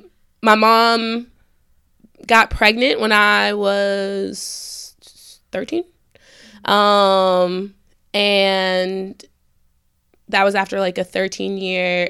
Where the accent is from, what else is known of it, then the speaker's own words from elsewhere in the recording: New Jersey, United States; also born or lived in Brooklyn, New York; I was born in Brooklyn. I'm from Jersey